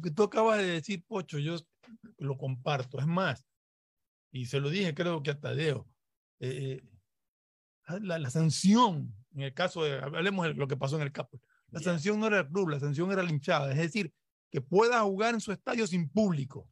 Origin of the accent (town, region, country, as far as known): Ecuador